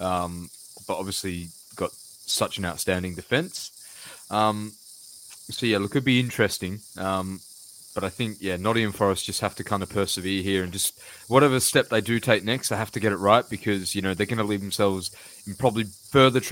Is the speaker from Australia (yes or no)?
yes; Australia; being Australian